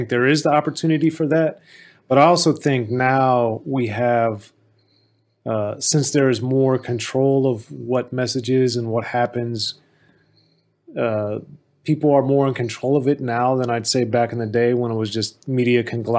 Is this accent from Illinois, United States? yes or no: no; Maryland, United States; as a kid growing up in Maryland